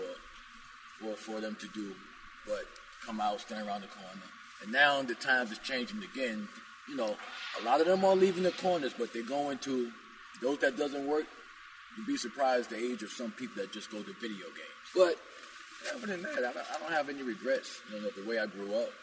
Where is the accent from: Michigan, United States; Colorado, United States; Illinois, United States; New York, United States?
New York, United States; New York City; I love New York. I'm actually a New Yorker